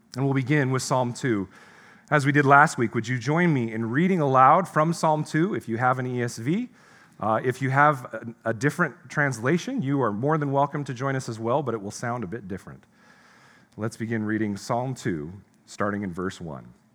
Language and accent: English; United States; As an American, an American pastor